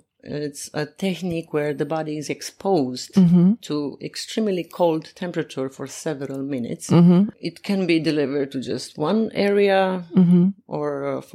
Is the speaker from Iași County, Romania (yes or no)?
yes; Iași County, Romania; moved away as an adult; now in Japan; I'm from Iași district. So from a small village.